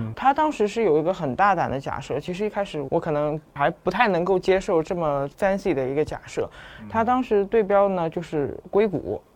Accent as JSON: {"language": "Chinese", "region": "Shanghai", "country": "China", "tie": "born or raised there", "said": "但是我是土生土长上海人嗯，嗯，嗯。然后我又是在同济这个圈子里一面直在长嗯。大的"}